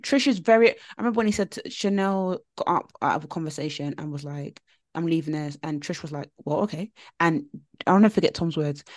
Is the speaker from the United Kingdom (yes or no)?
yes; United Kingdom; us as a British nation who work nine to five jobs